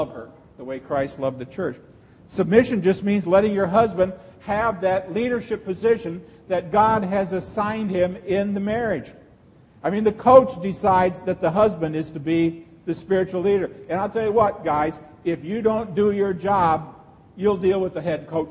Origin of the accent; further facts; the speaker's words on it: Texarkana, United States; I'm from Texarkana